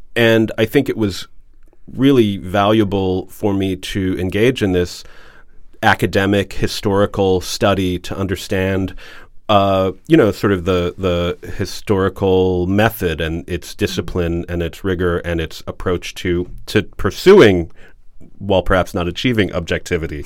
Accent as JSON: {"language": "English", "town": "Huntsville", "region": "Alabama", "country": "United States", "tie": "born or raised there", "moved": "yes", "lives_now": "New England, United States", "said": "So Alabama and I grew up in Huntsville, and my, uh, father worked with NASA there, which is why I was born there."}